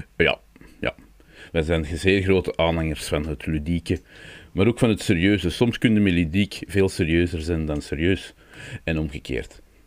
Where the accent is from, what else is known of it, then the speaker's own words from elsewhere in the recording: Belgium; we zijn Brabanders